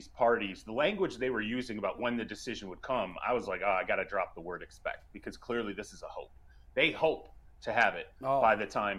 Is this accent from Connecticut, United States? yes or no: no; Michigan, United States; also born or lived in Detroit; I grew up in Michigan, lived in Detroit